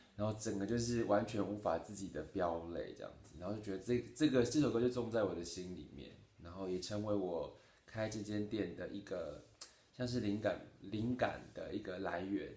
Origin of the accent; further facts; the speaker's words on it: Taitung, Taitung County, Taiwan; moved away; 今年呢，三十三岁，然后在台东，刚刚回台东工作，然后做的是厨师，主厨，经营料，经营，啊，经营一间餐厅，种种田，然后就教瑜伽，有时候接一些设计案